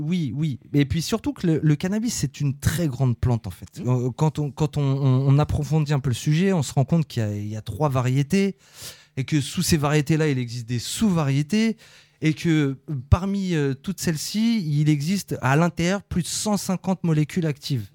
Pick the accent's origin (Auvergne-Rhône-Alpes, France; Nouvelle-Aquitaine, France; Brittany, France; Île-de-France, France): Île-de-France, France; Conflans-Sainte-Honorine; On est natif de Conflans, la clinique des tilleuls